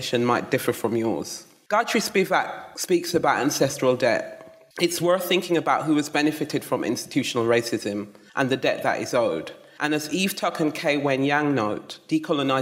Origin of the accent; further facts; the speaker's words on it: Jamaica; also born or lived in London; now in England; I was born in London and raised in the mountains of Jamaica